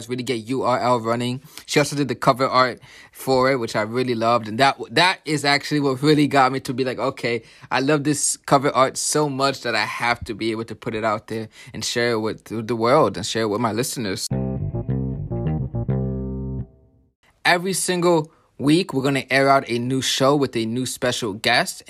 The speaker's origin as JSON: {"language": "English", "town": "New York City", "region": "New York", "country": "United States", "tie": "born or raised there", "moved": "yes", "lives_now": "New Jersey, United States", "said": "I am from the Bronx. That's where I grew up"}